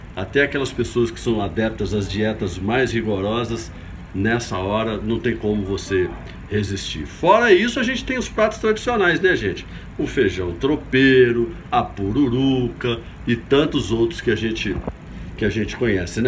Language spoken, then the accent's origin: Portuguese; Governador Valadares, Minas Gerais, Brazil; now in Belo Horizonte, Brazil; Eu, como legítimo mineiro, mineirinho da gema lá de Governador Valadares